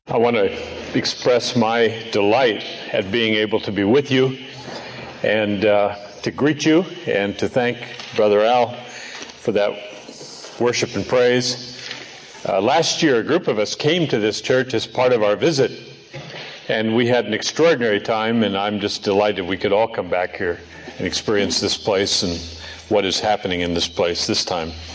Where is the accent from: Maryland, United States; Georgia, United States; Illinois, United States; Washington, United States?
Washington, United States; Seattle; moved away; also born or lived in Norway; Seattle, my old home area.